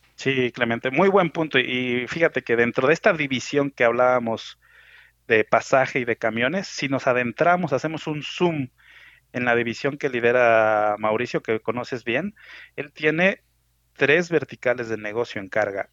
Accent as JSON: {"language": "Spanish", "region": "Mexico City", "country": "Mexico", "tie": "born or raised there", "said": "soy mexicano, nací en la Ciudad de México"}